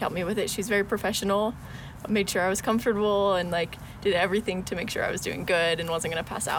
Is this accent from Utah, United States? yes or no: yes; Orem, Utah, United States; I'm from Orem, Utah, and I'm studying nutritional science.